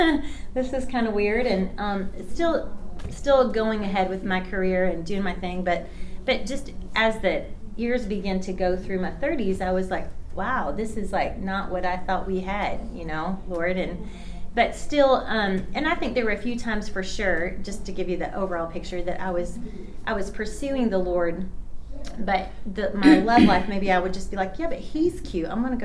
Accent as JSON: {"language": "English", "town": "Bartlesville", "region": "Oklahoma", "country": "United States", "tie": "born there", "said": "I was born in Bartlesville, Oklahoma, so I'm not very far from here. So I claim Oklahoma. I got deep, good roots here."}